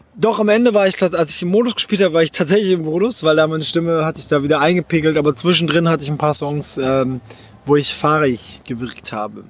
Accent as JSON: {"language": "German", "country": "Japan", "tie": "born or raised there", "moved": "yes", "said": "ich bin in Japan aufgewachsen"}